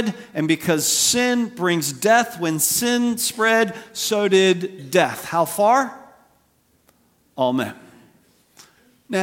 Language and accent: English; United States; as an American